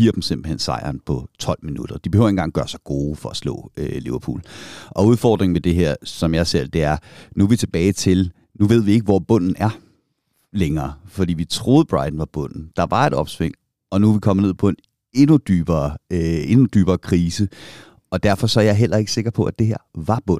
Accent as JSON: {"language": "Danish", "town": "Køge", "region": "Zealand", "country": "Denmark", "tie": "born or raised there", "moved": "yes", "said": "jeg var en ung, flot øh, fyr, der voksede op i Køge."}